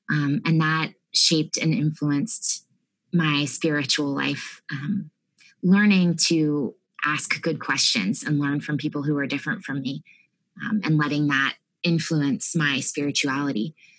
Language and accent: English; Harrisburg, Pennsylvania, United States; moved away as an adult; now in Austin, United States; I'm from the Harrisburg, Pennsylvania area originally, but now I'm in Austin